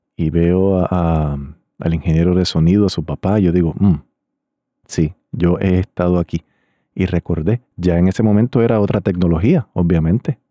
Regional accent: Río Grande, Puerto Rico; Era un grupo de mi pueblo de Río Grande, Puerto Rico

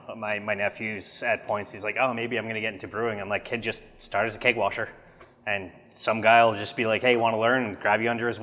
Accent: Canada; as a Canadian craft drinker.

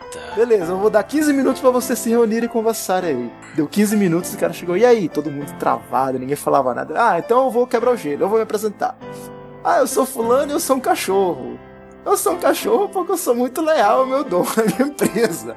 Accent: Manaus, Amazonas, Brazil; aqui em Manaus, a gente é de Manaus

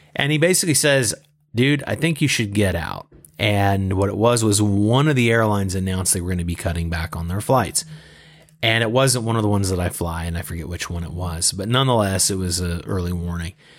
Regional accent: Southeast US, United States; moved away as an adult; also born or lived in Los Angeles, United States; now in Beijing, China; I'm originally from the Southeast U S. I moved to L A two thousand two

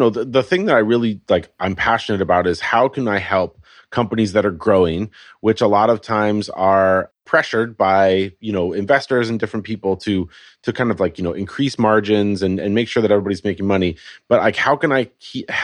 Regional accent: Colorado, United States; moved away as an adult; also born or lived in California; now in Portland, United States; So I grew up in Colorado where our growing season was about 12 minutes long.

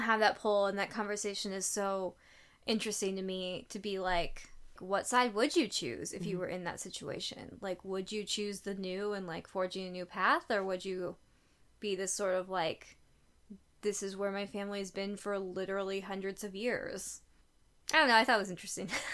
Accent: United States; I am American

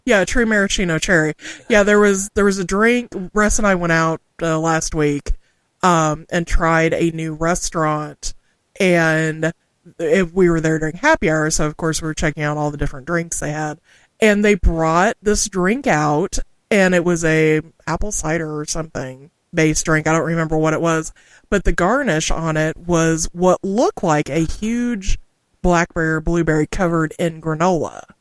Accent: Southwest Missouri, United States; first language English; I'm from the Midwest, specifically Southwest Missouri, and most folks refer to us as quote unquote hillbillies.

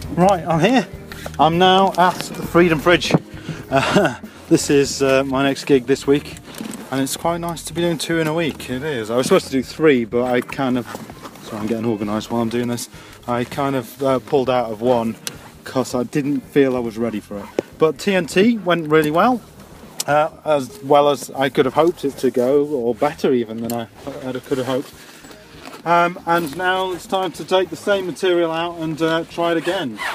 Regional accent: Yorkshire and the Humber, United Kingdom; I'm from Yorkshire and we're quite slow

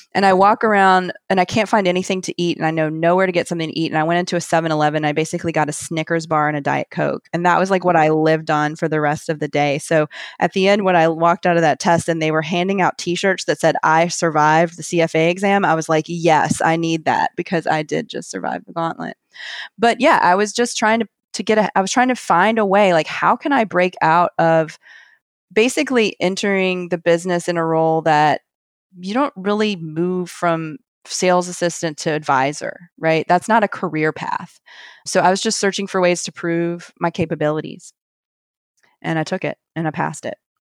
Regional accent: Montgomery, Alabama, United States; moved away as an adult; also born or lived in Athens, Georgia / New York; now in New Orleans, United States; my hometown of Montgomery, Alabama

